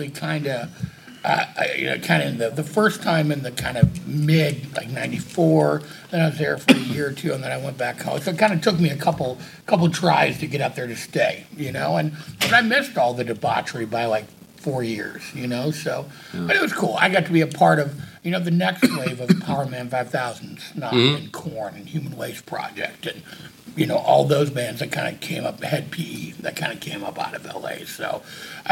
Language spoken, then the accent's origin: English; Green Bay, Wisconsin, United States; now in Los Angeles, United States; I grew up in Green Bay doing the same thing.